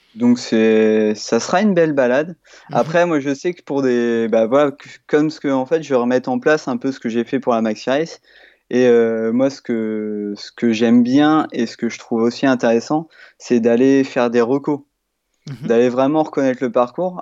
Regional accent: Normandy, France; j'ai 29 ans, je suis normand.

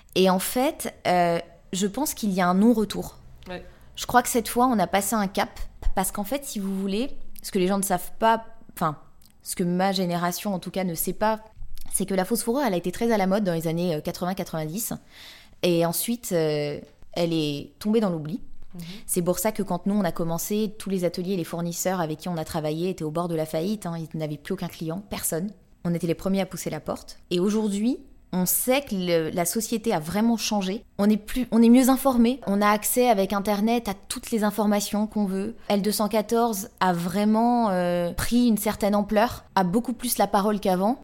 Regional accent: Paris, Île-de-France, France; je suis euh, née ici, j'ai grandi ici, je suis amoureuse de Paris

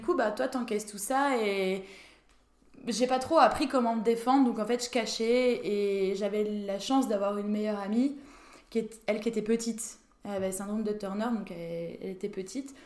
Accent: Saint-Dié-des-Vosges, Grand Est, France; also born or lived in Étival-Clairefontaine; now in Nancy, France; je suis originaire des Vosges

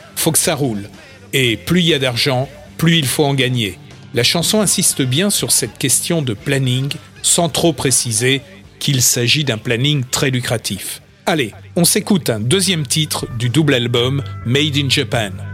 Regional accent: Châtillon, France; chez nous à Châtillon

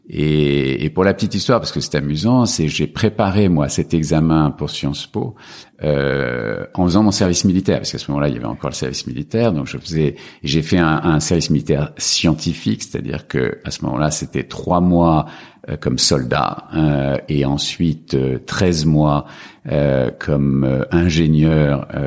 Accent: Paris region, Île-de-France, France; born or raised there; also born or lived in Algeria / Casablanca, Morocco

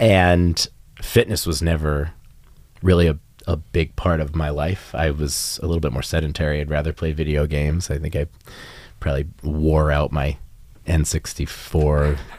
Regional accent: Rhode Island, United States; I was raised in Rhode Island, part of New England. And again, very small state, very small school where kind of everybody knows your business.

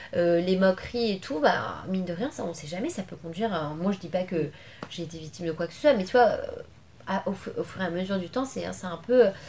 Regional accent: Levallois-Perret, Île-de-France, France; also born or lived in Paris / Argenteuil; je suis né à Paris et tout j'ai grandi euh, à Levallois-Perret

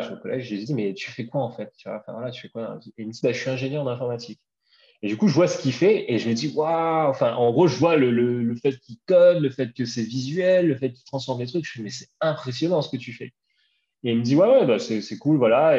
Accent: Bras-Panon, Réunion; moved away as an adult; also born or lived in Paris; j'ai grandi à La Réunion jusqu'à jusqu'à mes 20 ans, 21 ans. Euh, euh, j'étais à, à Brapanon, à saint Voilà, je suis un gars de l'Est

